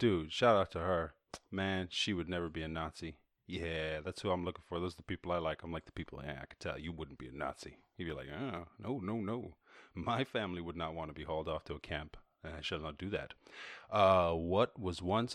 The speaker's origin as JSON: {"language": "English", "country": "Ireland", "moved": "yes", "said": "I come from Ireland"}